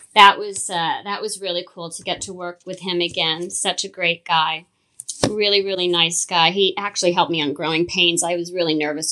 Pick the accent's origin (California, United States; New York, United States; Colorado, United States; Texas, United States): California, United States; Los Angeles; growing up in Hollywood